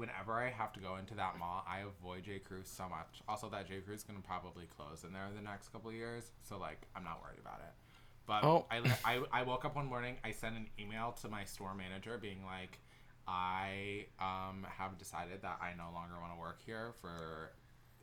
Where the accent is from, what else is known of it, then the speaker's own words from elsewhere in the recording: Traverse City, Michigan, United States; also born or lived in Los Angeles; now in New York, United States; I enjoyed working retail more in Traverse City